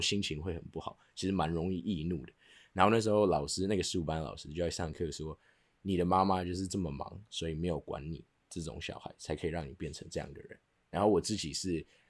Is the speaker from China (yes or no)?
no; Taiwan; Chinese is a second language; also born or lived in United States; 四年级的时候，我从美国转回了台湾